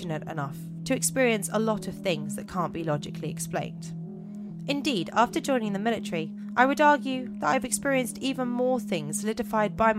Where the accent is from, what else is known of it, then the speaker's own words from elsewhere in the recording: England, United Kingdom; As English people